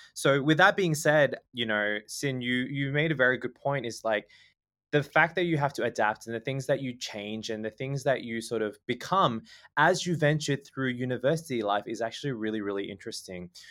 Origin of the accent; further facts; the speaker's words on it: Canberra, Australian Capital Territory, Australia; moved away as an adult; also born or lived in Sydney; now in Thailand; I was born and raised in Canberra